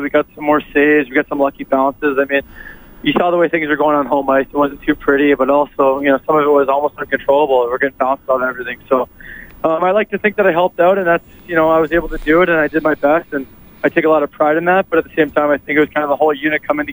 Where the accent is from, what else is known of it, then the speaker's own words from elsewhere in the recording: Toronto, Ontario, Canada; growing up in Canada and Toronto